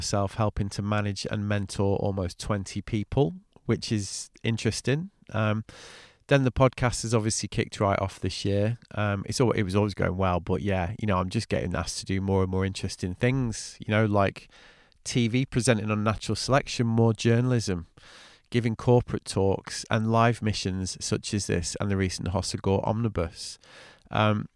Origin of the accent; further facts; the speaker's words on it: England, United Kingdom; also born or lived in France; I'm English.